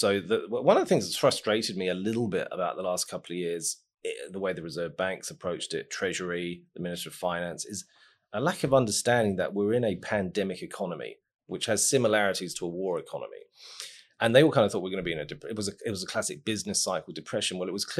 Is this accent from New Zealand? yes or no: yes; Christchurch, Canterbury, New Zealand; I'm from Pendleton, Ilam.